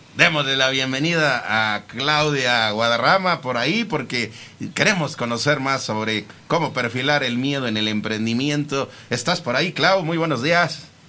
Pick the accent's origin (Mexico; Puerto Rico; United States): Mexico; como mexicanos a veces cuesta trabajo